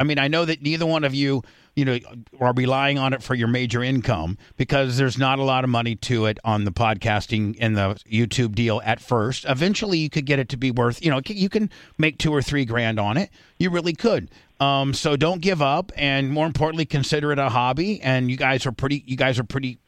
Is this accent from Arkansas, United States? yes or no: no; Warsaw, Indiana, United States; I was from Warsaw, Indiana, because it's the medical device capital of the world